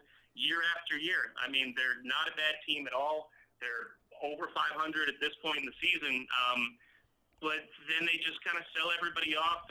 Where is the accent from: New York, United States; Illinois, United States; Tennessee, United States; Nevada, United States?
New York, United States; Long Island; moved away as an adult; also born or lived in New Hampshire / Atlanta, Georgia; now in Tampa Bay, United States; Grew up in Long Island.